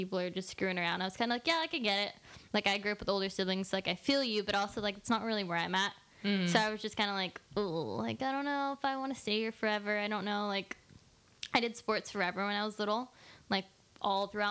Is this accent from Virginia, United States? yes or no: no; Corralitos, California, United States; I grew up in Corralitos, which is like in the outskirts of Santa Cruz County